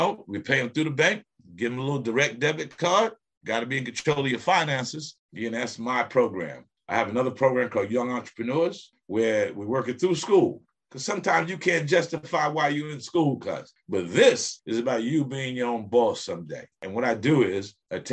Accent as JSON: {"language": "English", "region": "New York", "country": "United States", "moved": "yes", "said": "I'm a New Yorker"}